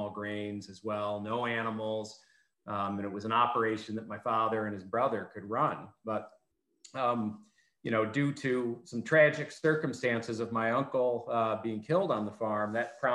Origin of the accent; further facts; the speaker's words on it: Finger Lakes, New York, United States; I grew up in the Finger Lakes